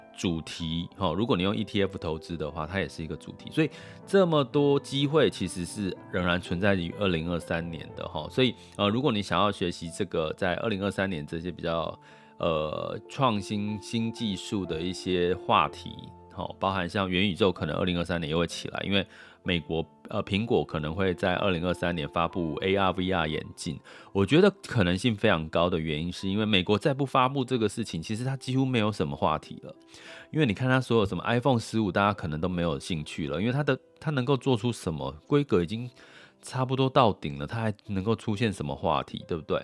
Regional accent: Taiwan; 那我们台湾人

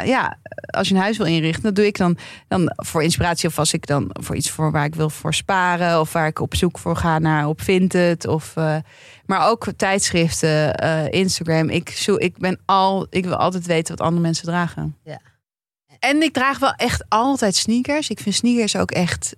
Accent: Amsterdam, North Holland, Netherlands; ik ben gewoon geboren en getogen Amsterdammer

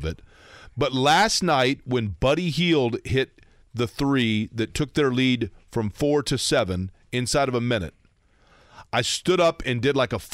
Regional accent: Indianapolis, Indiana, United States; I grew up in Indianapolis

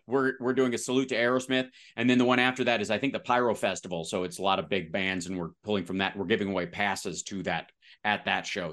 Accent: Kentucky, United States; moved away; also born or lived in West Virginia / Louisville; I'm from the South.

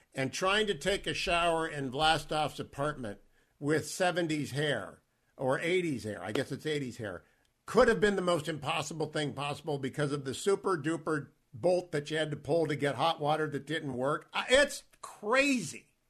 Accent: Warren, Ohio, United States; I grew up in Warren, Ohio, and we moved a couple of times. We stayed in Warren

